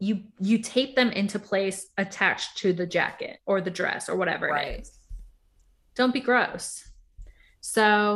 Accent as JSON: {"language": "English", "country": "Puerto Rico", "said": "I'm from Puerto Rico"}